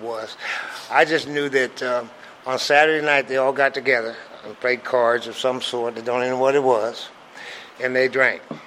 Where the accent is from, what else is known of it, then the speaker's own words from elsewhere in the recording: Grinnell, Iowa, United States; moved away as an adult; also born or lived in Omaha, Nebraska / Des Moines, Iowa / Detroit, Michigan; I grew up in Iowa. Well, let me put it this way: I was born in Grinnell, Iowa, and uh, we stayed there until I was about nine or ten.